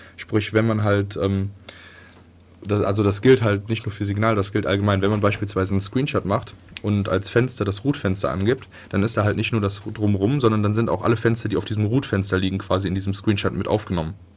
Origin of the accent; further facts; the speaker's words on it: Viersen, North Rhine-Westphalia, Germany; moved away; die aus meinem kleinen Dorf kommt, wo ich herkomme, in, im tiefen Nordrhein-Westfalen